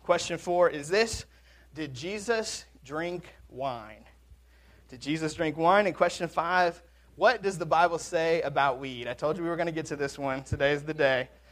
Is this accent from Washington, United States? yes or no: yes; Washington, United States; now in Mississippi, United States; I'm from Washington